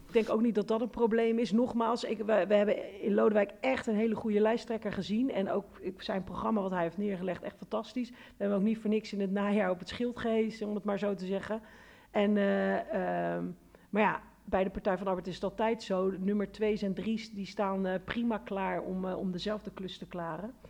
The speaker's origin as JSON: {"language": "Dutch", "town": "Rotterdam", "region": "South Holland", "country": "Netherlands", "said": "Ik kom ook uit Rotterdam West. Hm. Dus uit de wijk waar arm en rijk door elkaar woont."}